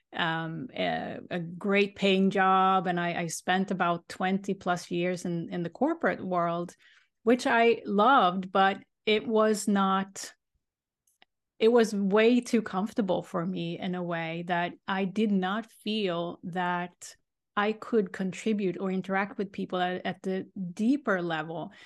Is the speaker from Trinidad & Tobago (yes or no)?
no; Sweden; now in Boston, United States; I grew up in Sweden